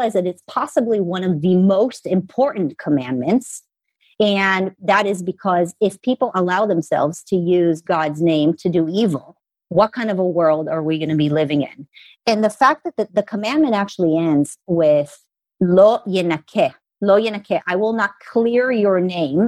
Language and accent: English; Israel; moved away as an adult; also born or lived in Los Angeles, United States; now in United States; I'm an American that was raised in Israel.